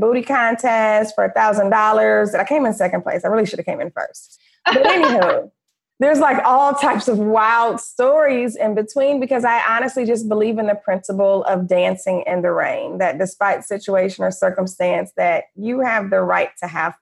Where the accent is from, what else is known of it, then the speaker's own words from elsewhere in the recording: Detroit, Michigan, United States; moved away as an adult; also born or lived in Florida / Los Angeles; I grew up middle class in Detroit, Michigan